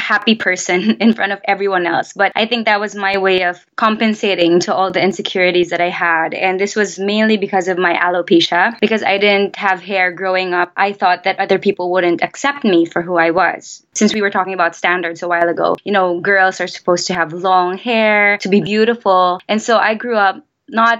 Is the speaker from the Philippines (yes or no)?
yes; Philippines; I'm Filipino. I was born and raised here